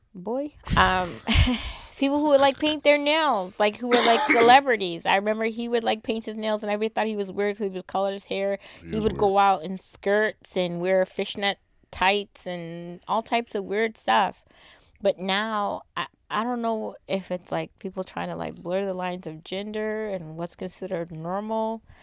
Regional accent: Boston, Massachusetts, United States; I'm from the East Coast

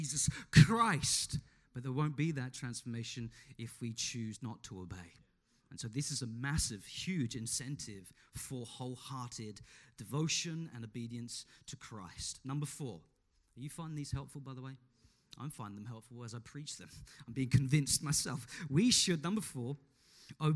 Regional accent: Australia; we are Australian citizens

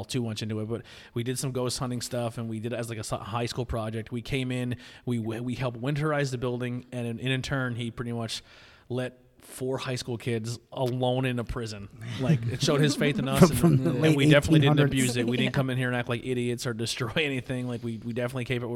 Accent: Schuylkill County, Pennsylvania, United States; We are from school county

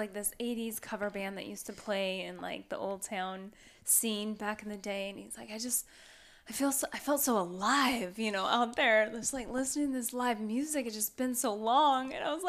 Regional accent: Pacific Northwest, United States; but I'm from the Northwest.

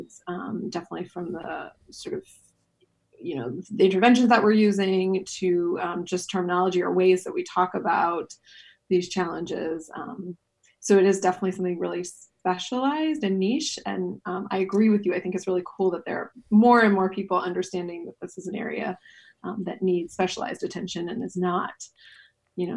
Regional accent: a suburb of New York City, United States; now in Amsterdam, Netherlands; my passport is American, and I grew up in a suburb of New York City

